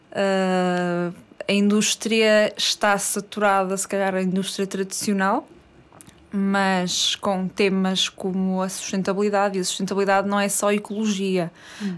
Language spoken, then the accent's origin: Portuguese; Matosinhos, Norte, Portugal; tenho 27 anos, sou do Porto, mais concretamente de Matosinhos